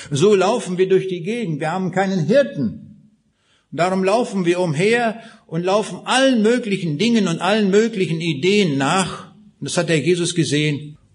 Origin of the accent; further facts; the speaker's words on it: Kaliningrad Oblast, Russia; born there; Ich sagte eben schon, ich bin geboren in Rheineck in Ostpreußen, 125 Kilometer noch östlich von Königsberg.